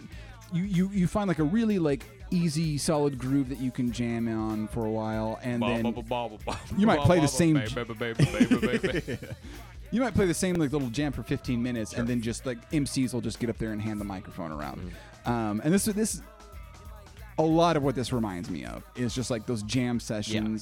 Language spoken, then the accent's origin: English; Tulsa, Oklahoma, United States; we're from Tulsa